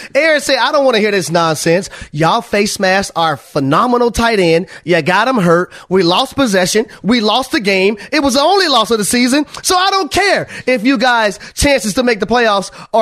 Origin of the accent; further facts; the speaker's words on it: Georgia, United States; I'm from Georgia.